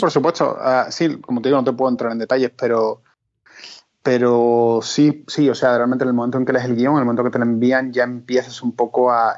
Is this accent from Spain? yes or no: yes; Spain; moved away; éramos como dos españoles